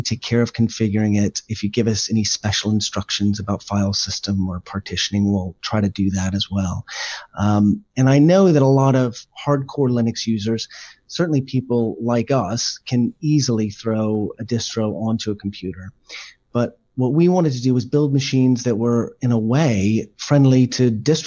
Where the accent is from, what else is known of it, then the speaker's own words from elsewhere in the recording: Texas, United States; moved away as an adult; now in United Kingdom; I'm born in Texas, moved here about 17 years ago for work